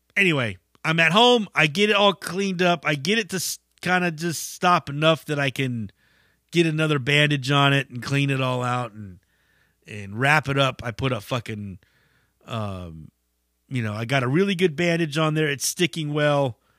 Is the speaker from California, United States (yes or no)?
yes; Bay Area, California, United States; We're from the Bay Area